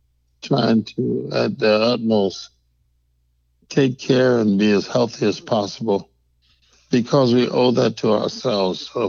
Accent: Detroit, Michigan, United States; I hail from Detroit, Michigan.

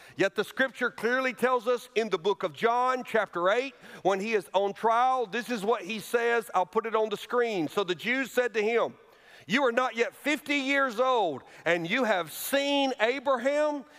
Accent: Alabama, United States; moved away; a thriving, wonderful church in my home state of Alabama

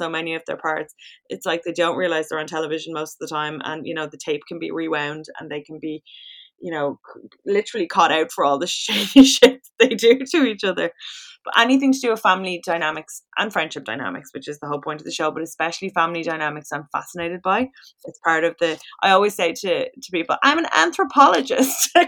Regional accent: Ireland; we're very Irish

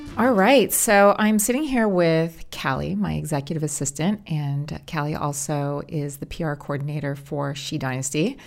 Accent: California, United States; We're both born and raised in California. I've never left

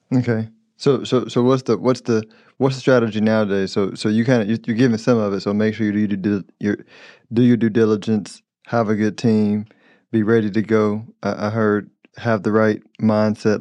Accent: Houston, Texas, United States; I'm from Houston, but I, and I grew up in Southwest

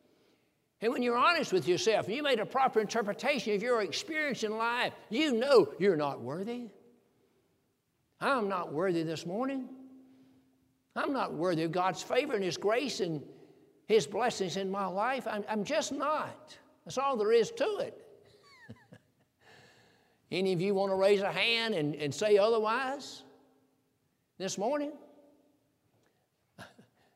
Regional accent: the South, United States; I'm from the South. I was raised in the country

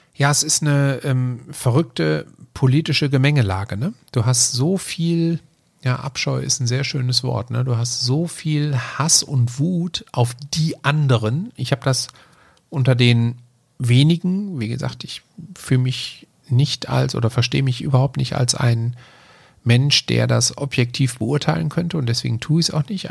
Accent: Germany; als Deutscher

